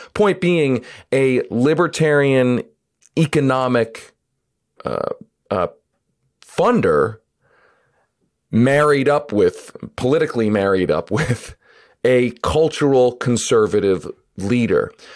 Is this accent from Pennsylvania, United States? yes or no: yes; Philadelphia, Pennsylvania, United States; now in Denver, United States; I grew up in Philadelphia, which is also a huge football town